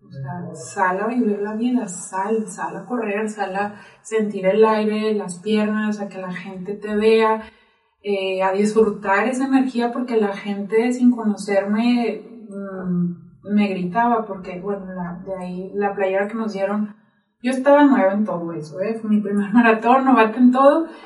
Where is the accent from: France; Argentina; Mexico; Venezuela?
Mexico; Nogales, Sonora; now in Zacatecas, Mexico; yo soy de Sonora, de Nogales, Sonora, orgullosamente sonorense, de la frontera